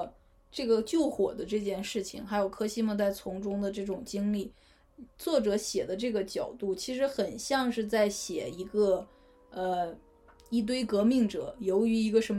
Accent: Northeast China, China; accent: Northeastern; 用我们东北话来说，

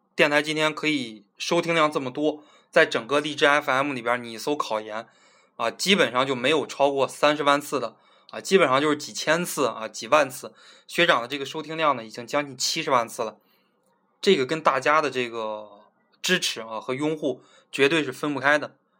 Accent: Zhangjiakou, Hebei, China; 我在我老家河北的一个小的地基市哈，张家口

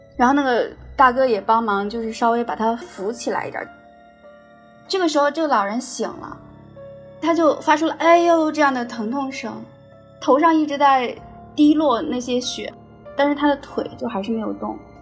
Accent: Shandong, China; now in Shenzhen, China; 一名八零后。我老家是在山东，我现在在深圳生活。我是一名实习律师

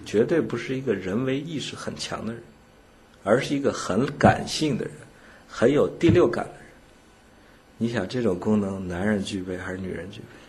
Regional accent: China; 我们中国人

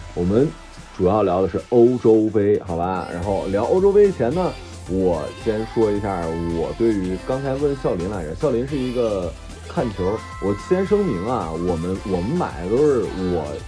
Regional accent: Jilin, China; moved away; also born or lived in Shanghai; 我，我作为一个吉林人

